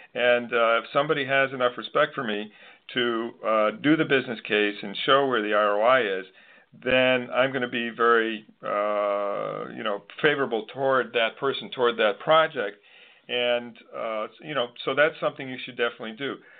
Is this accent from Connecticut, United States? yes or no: yes; Manchester, Connecticut, United States; moved away; I'm from Manchester, Connecticut originally, so I'm a Mancunian